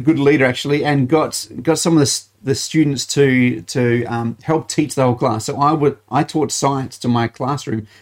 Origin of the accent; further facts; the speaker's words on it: Malvern, South Australia, Australia; I grew up in Malvern, United Church, or Malvern, that area